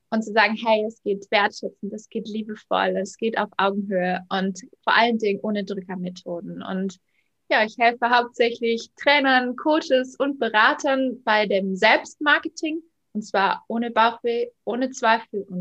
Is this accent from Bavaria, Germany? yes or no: yes; Munich suburbs, Bavaria, Germany; ich bin 34, ich komme aus dem Münchner Speckgürtel